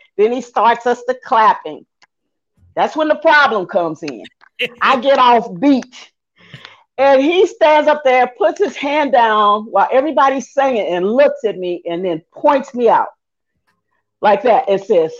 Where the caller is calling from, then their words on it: Atlanta, Georgia, United States; Atlanta, Georgia.